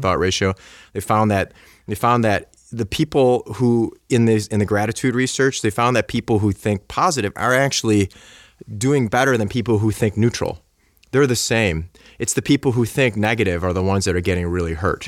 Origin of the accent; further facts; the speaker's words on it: Buffalo, New York, United States; I'm from Buffalo, so I grew up like